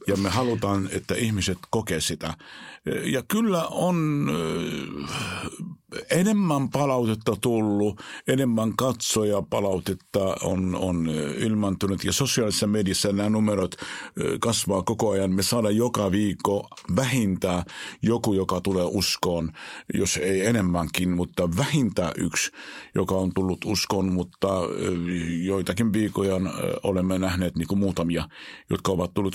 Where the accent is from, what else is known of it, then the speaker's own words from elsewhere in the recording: Israel; Finnish is a second language; moved away as an adult; now in Finland; mä olen syntynyt Israelissa, mä olen käynyt koulua ja elänyt 19 vuotta elämästäni Israelissa.